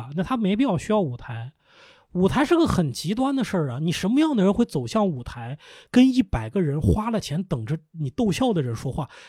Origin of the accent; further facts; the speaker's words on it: Lanzhou, Gansu, China; now in Beijing, China; 我是兰州人，